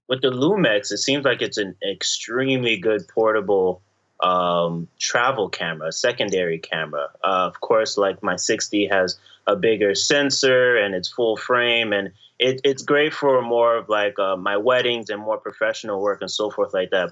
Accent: Florida, United States; moved away as an adult; now in New York, United States; I was from I'm from Florida, but I moved to New York recently

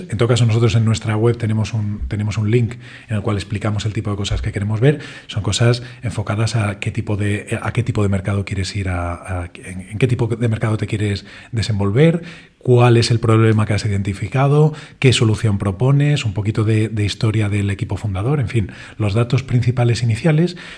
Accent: Spain; que somos tres españoles y otros tres israelíes

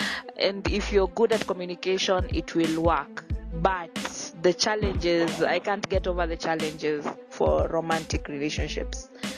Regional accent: Mombasa County, Kenya; now in Nairobi, Kenya; I've been in Nairobi for so long, but I was born and brought up in Mombasa.

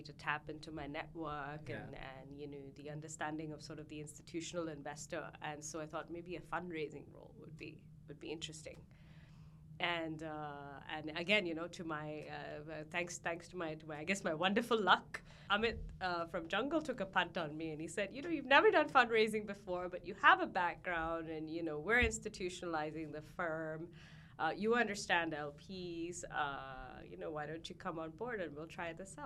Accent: Hong Kong; I grew up in Hong Kong

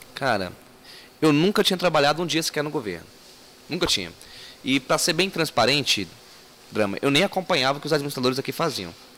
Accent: Brasília, Federal District, Brazil; also born or lived in Ceilândia; Morávamos na Ceilândia e chegamos em 94 no Recanto das Emas

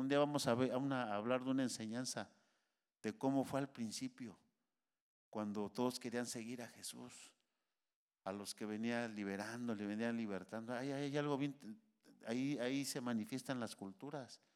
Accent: Mexico; now in United States; Pues si yo soy de aquí, aquí nací. Soy mexicano hasta, hasta las cachas

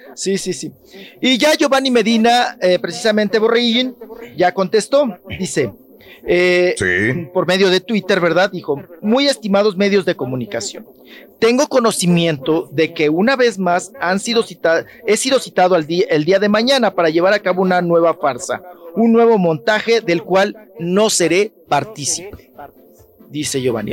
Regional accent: Delicias, Chihuahua, Mexico; presidente municipal también de Delicias de mi pueblo, de Delicias Chihuahua

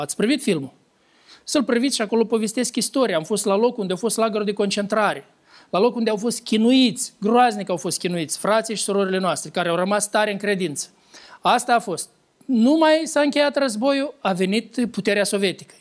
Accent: Lăpușna, Hîncești District, Moldova; din satul meu de Baștin, din Lăpușna

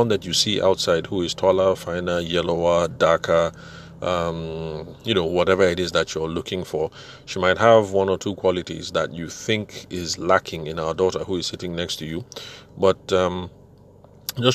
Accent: Shangev, Benue, Nigeria; I'm from Shangiv

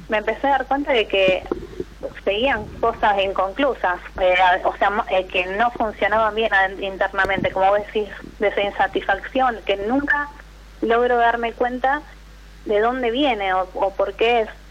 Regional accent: Rosario, Santa Fe, Argentina; soy de La Rosario

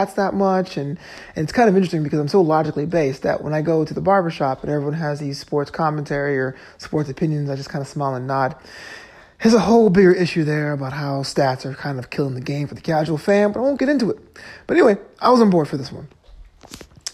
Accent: New York, United States; now in Los Angeles, United States; My hometown team would be the New York Guardians

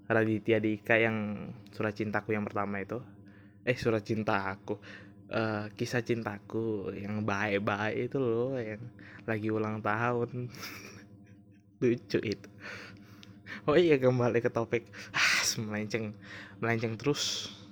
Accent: Gresik, East Java, Indonesia; Jadi dia di kota S gitu S gua di kota G hmm. ya Gresik Gresik ya tahu kan Gresik ya itu pokoknya gua gua kan tinggalnya di Gresik

